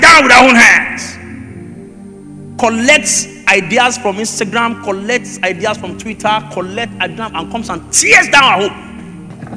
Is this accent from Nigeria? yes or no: yes; Egba land, Ogun State, Nigeria; I'm a deep Yoruba person. I come from Egba land. Deeply rooted